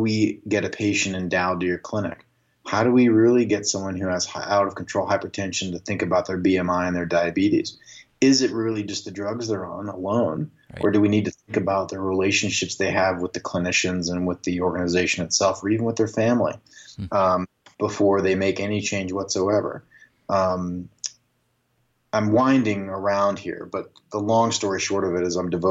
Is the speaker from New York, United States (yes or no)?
no; Alabama, United States; also born or lived in Manitoba, Canada; My family left Canada and moved to Alabama. Which was interesting, right? Like really far away, totally different culture. I grew up in Canada. I grew up in Alabama.